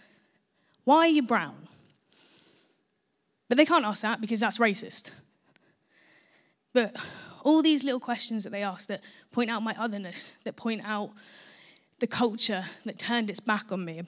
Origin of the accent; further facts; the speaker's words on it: Portsmouth, South East England, United Kingdom; where are you from? Portsmouth